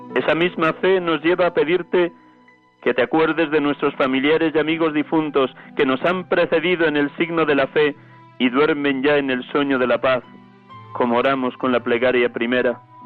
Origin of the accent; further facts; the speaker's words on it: Riaza, Castile and León, Spain; Les hablo desde Riaza, Segovia, mi pueblo natal